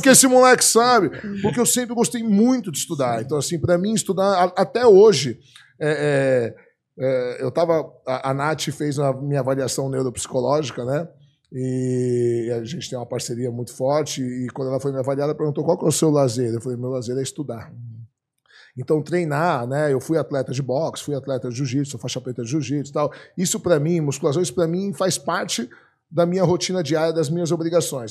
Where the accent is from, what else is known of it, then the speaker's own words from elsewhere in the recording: Brazil; Eu já nasci no Brasil, sou do segundo casamento do meu pai, mas como eu tenho dupla cidadania